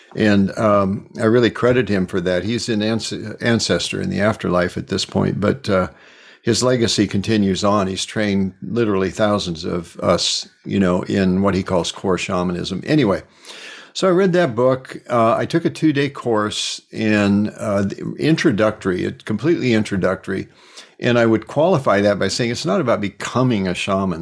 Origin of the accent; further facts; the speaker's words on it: Cedar Rapids, Iowa, United States; moved away; also born or lived in California; I was born in Cedar Rapids